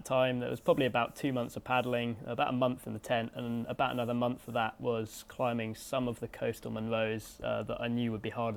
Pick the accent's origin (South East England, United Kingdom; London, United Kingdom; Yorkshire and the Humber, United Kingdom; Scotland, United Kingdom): Scotland, United Kingdom; embed myself in my home country and its culture and landscape